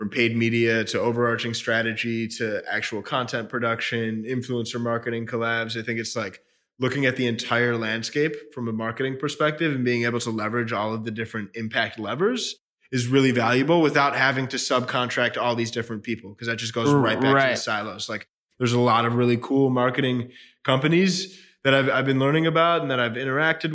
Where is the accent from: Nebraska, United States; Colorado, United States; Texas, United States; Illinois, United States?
Illinois, United States; Chicago; I grew up in Chicago, middle, upper middle class